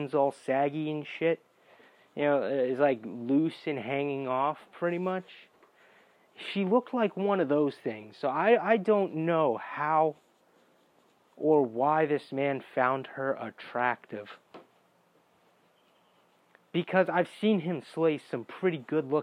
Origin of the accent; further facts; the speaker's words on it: North Carolina, United States; I'm from North Carolina